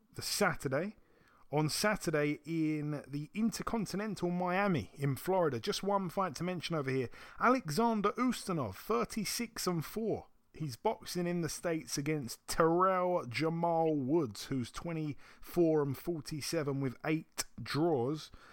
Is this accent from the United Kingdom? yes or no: yes; United Kingdom; being a Brit